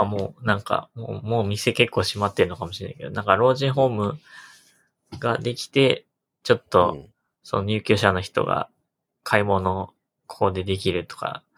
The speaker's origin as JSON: {"language": "Japanese", "area": "north of Utsunomiya", "region": "Tochigi", "country": "Japan", "tie": "born or raised there", "moved": "yes", "said": "より北の、はい、もっと田舎出身なんで。"}